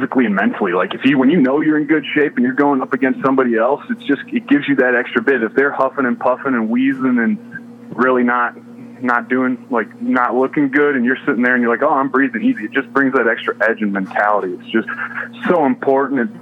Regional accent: Charlevoix, Michigan, United States; moved away as an adult; also born or lived in Indianapolis, Indiana; I'm from Charlevoix, Michigan originally, so it was a chance to come back to the state

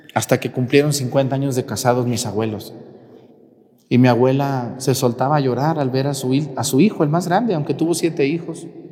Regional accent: Mexico; el último camión de Guadalajara a mi pueblo

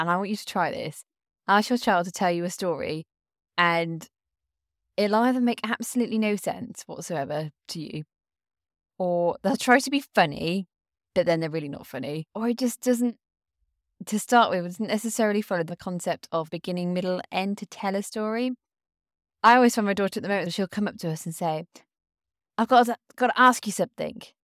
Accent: United Kingdom; I come from the British culture.

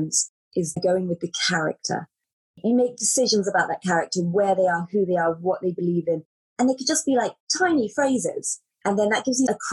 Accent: United Kingdom; moved away; I'm British and it's very different there.

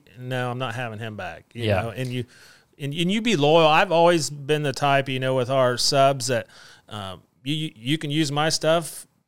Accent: West Liberty, Ohio, United States; And I'm from West Liberty, and they've always had the Labor Day Festival at West Liberty.

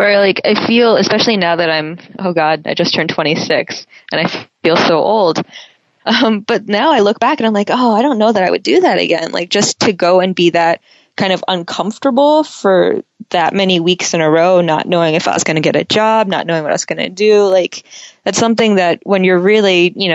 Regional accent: United States; also born or lived in Paris, France; I am that American cliche

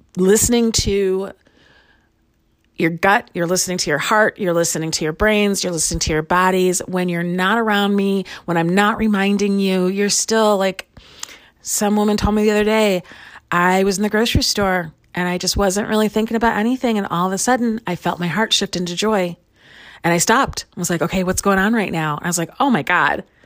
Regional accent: Chicago, Illinois, United States; now in Lawrence, United States; I grew up in Chicago, and I live in Lawrence, Kansas most of the time

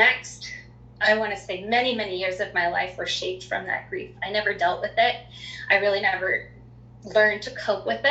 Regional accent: Three Forks, Montana, United States; also born or lived in New Jersey / Colorado; I was born in New Jersey, quickly then moved to Colorado. Then we ended up in Montana in a very small community in Southeast Montana called Three Forks.

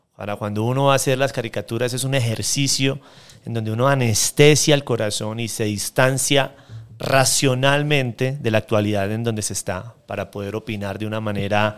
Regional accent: Santander, Colombia; de donde yo vengo, en Santander

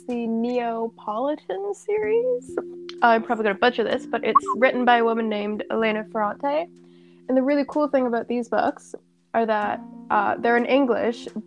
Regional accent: Canada; from Canada

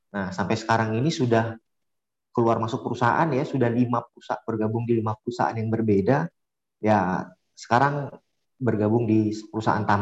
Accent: Sintang, West Kalimantan, Indonesia; now in Pontianak, Indonesia; saya asalnya dari Sintang, Kalimantan Barat.

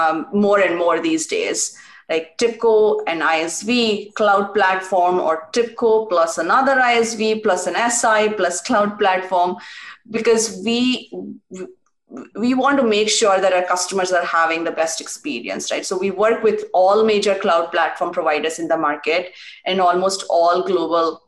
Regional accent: India; moved away as an adult; also born or lived in Pittsburgh, United States; Growing up in India

